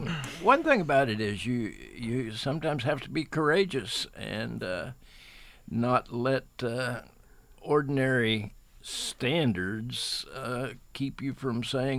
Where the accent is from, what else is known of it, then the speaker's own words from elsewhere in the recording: Letcher County, Kentucky, United States; I'm from here in Letcher County